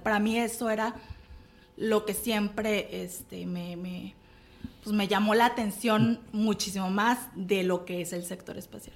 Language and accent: Spanish; Mexico; also born or lived in Monterrey; soy de México